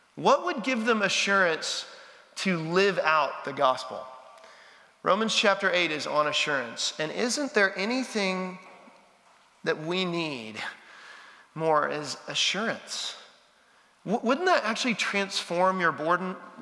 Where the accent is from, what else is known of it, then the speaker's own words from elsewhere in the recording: Texas, United States; now in Nashville, United States; I'm a Texan